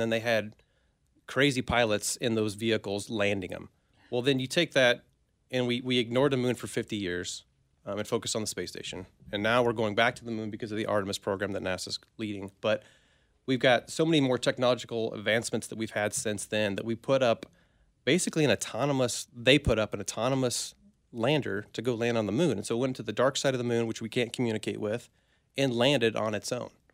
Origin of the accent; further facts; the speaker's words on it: Minneapolis, Kansas, United States; I'm from a Minneapolis, Kansas, a tiny town